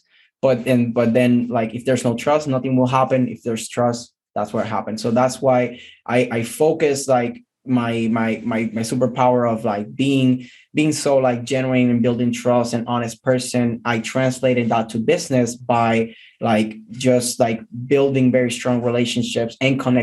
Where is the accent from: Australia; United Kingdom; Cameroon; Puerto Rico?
Puerto Rico; moved away as an adult; now in United States; I'm originally from Puerto Rico, Air Force veteran, military veteran like Jason.